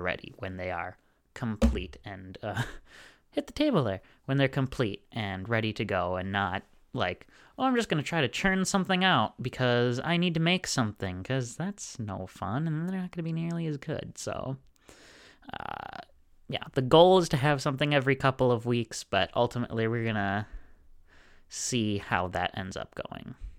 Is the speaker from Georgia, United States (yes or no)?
no; Wisconsin, United States; also born or lived in Harrisburg, Pennsylvania; I am, uh, both from Wisconsin and a university student